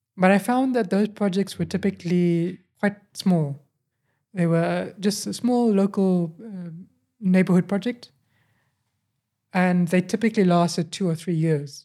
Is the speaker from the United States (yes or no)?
no; Johannesburg, Gauteng, South Africa; also born or lived in Cape Town; I moved to Johannesburg, and then I grew up in Johannesburg